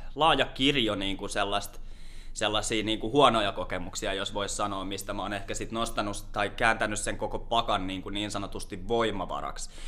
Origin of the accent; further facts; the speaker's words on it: Lahti, Päijät-Häme, Finland; also born or lived in Orimattila / Helsinki; Helsinki ja Lahti on ollut itselle sellaisia paikkoja, missä on aika pitkälti varttunut